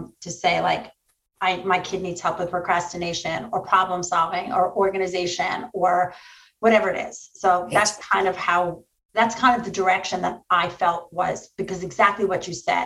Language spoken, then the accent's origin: English; New York, United States; I'm from New York